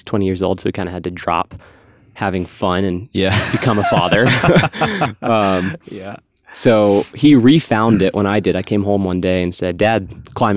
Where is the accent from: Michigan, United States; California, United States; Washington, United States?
Washington, United States; Bellingham; also born or lived in North Carolina; I moved to Washington State when I was 5 years old. I call Washington State my home, very much so a Pacific Northwesterner